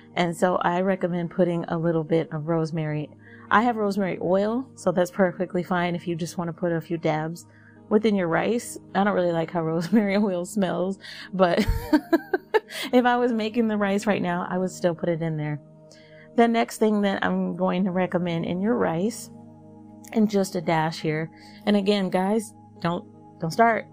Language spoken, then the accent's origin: English; Texas, United States; I'm from Texas